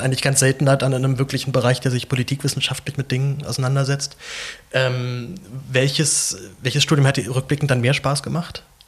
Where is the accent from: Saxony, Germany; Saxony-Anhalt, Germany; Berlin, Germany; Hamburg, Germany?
Berlin, Germany; ich komme aus, bin in Zehlendorf aufgewachsen hier in Berlin